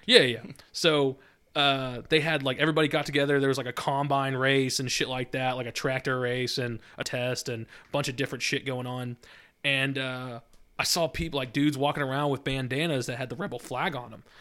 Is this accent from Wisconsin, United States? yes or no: yes; Wisconsin, United States; moved away; I'm from Wisconsin.